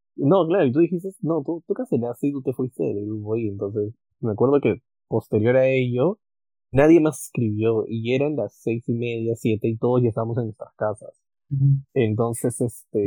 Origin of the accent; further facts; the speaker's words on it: Peru; nosotros éramos como 30 peruanos